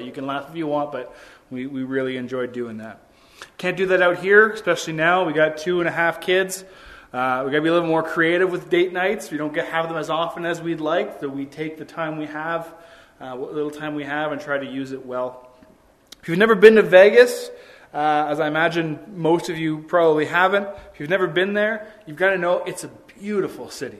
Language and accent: English; Ontario, Canada; being from Ontario, where you can't smoke anywhere